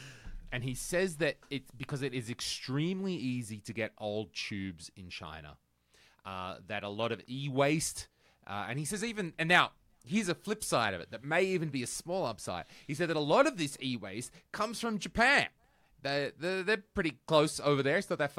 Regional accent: Australia; and sells CRTs in Australia. And another thing to remember about the CRT market in Australia, in my home country, even though I don't live there, is it's really tough. We are an isolated rock at the end of the world.

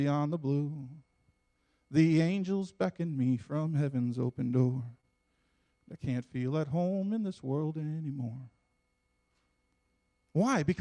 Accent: United States; I'm an American. We're proud to be Americans, and we love being Americans

